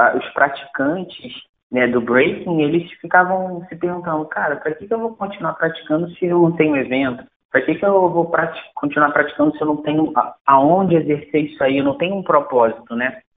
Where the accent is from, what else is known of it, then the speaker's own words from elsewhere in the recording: Brazil; eu sou brasileiro